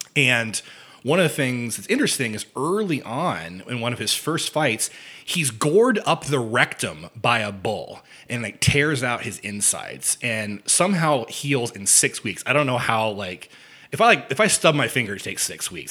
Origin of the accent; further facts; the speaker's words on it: near Evansville, Indiana, United States; Evansville, Indiana, not too far from where I grew up.